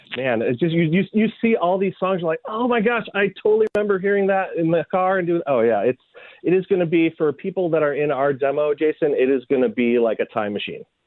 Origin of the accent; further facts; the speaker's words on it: Chicago, Illinois, United States; growing up in Chicago